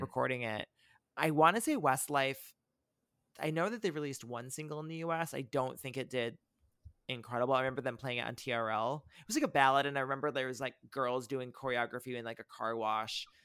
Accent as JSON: {"language": "English", "area": "near South Bend", "region": "Indiana", "country": "United States", "tie": "born or raised there", "said": "my hometown"}